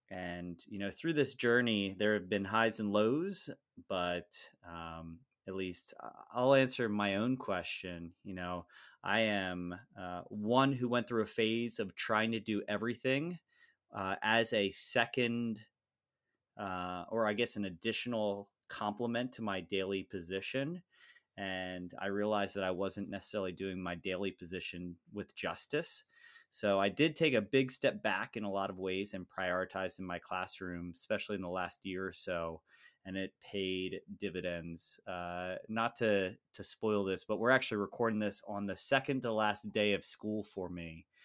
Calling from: Lancaster, Pennsylvania, United States; I come to the podcast from Lancaster, Pennsylvania, which is kind of halfway in between Harrisburg and Philadelphia area, in a heavy population of Amish.

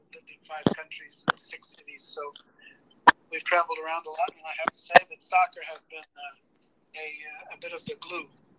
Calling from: Dallas, Texas, United States; also born or lived in Pennsylvania; I'm in Dallas, Texas. I've been here for 22 years now, since 1996.

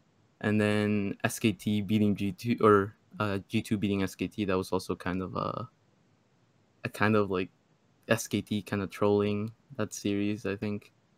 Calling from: Bethesda, Maryland, United States; From Maryland.

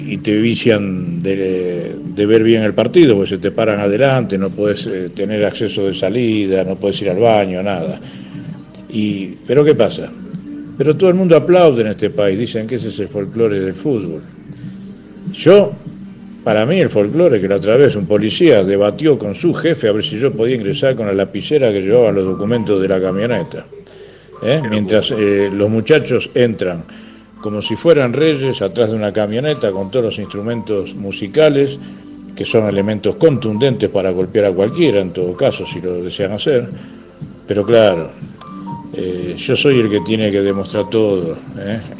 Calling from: José Mármol, Buenos Aires Province, Argentina; Hola Ramiro … de José Mármol

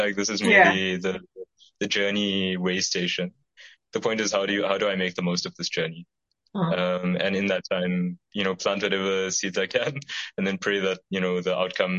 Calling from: South Africa; the fact that I'm speaking from South Africa, which is a context that I'm, as I'm sure you're familiar with, yes, it definitely has its problems

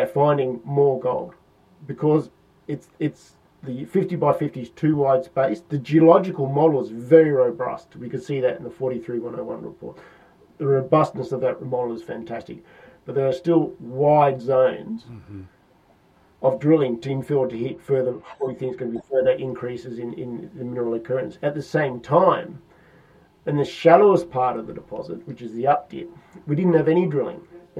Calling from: London, United Kingdom; I'm calling in from London, of course.

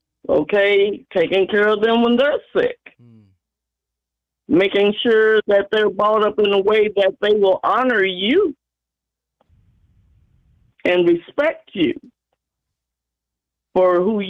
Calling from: Kansas City, Missouri, United States

